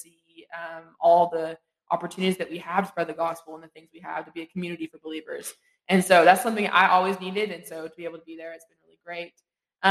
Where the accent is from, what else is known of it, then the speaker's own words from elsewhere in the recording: eastern Kentucky, United States; I'm from Louisiana, Kentucky, so super far east